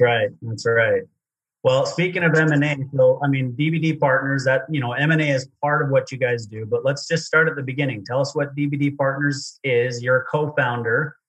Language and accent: English; Utah, United States; I grew up in Utah